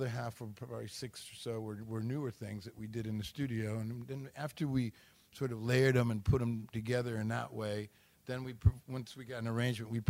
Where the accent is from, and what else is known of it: Detroit, Michigan, United States; born or raised there